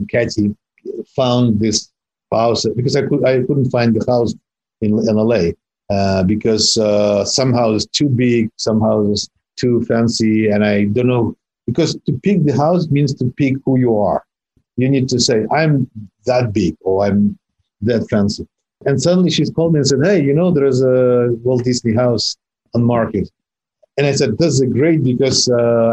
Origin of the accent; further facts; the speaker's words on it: Russia; English is a second language; moved away as an adult; I grew up in Soviet Union, quite young